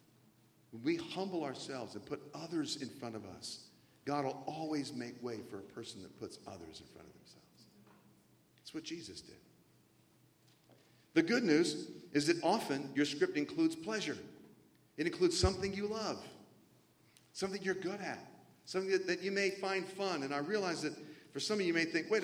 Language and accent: English; the South, United States; I grew up in the South mostly.